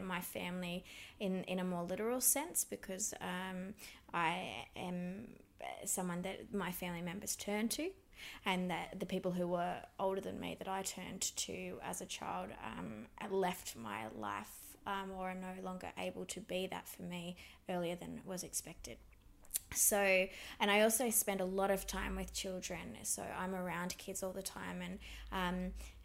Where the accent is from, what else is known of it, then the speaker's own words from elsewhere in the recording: Grafton, New South Wales, Australia; also born or lived in Yamba, New South Wales; I grew up on Bundjalung country in Grafton and Yamba in New South Wales